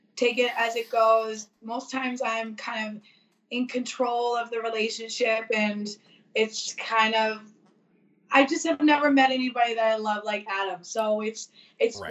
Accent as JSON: {"language": "English", "region": "Newfoundland and Labrador", "country": "Canada", "said": "we're from Newfoundland"}